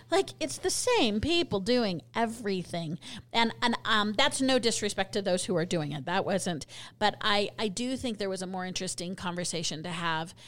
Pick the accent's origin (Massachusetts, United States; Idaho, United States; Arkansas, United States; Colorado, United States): Colorado, United States; now in Utah, United States; I'm from Colorado